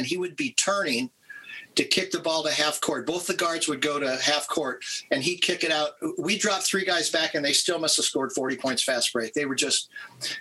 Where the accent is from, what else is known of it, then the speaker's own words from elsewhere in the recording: Southern California, United States; also born or lived in northern Minnesota; But I was born in northern Minnesota, but from, you know, third grade on, I grew up in Southern California.